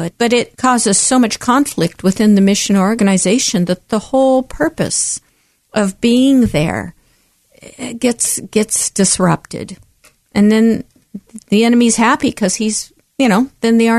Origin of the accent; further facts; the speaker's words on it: Oregon, United States; I was born right here in the Pacific Northwest, right here in Oregon